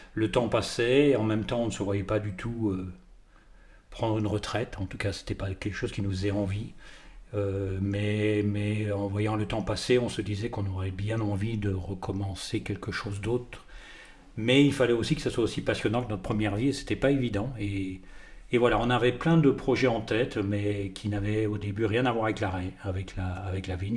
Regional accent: the North, Belgian border, Hauts-de-France, France; also born or lived in Paris / Drôme; now in Vinsobres, France; je suis, euh, je suis du Nord, pas du tout euh, frontière belge

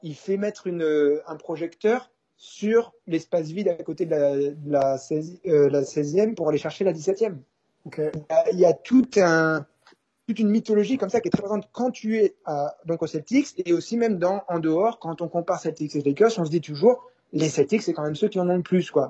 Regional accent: France; now in United States; j'ai grandi en France

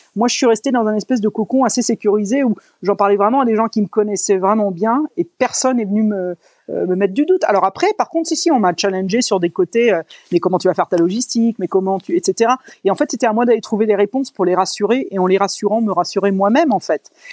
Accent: France; moved away as an adult; depuis mes 20 ans quand j'ai quitté la France

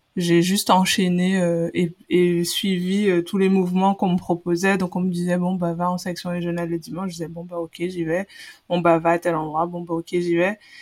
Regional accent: Guadeloupe; moved away as an adult; also born or lived in Paris, France; je viens de, de la Guadeloupe je suis arrivée euh, dans l'hexagone en métropole euh, j'avais 17 ans après mon baccalauréat

